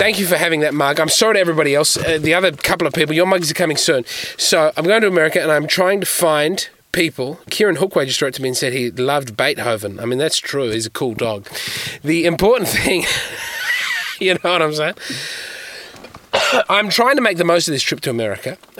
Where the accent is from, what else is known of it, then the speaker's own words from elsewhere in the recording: Australia; I'm a comedian from Australia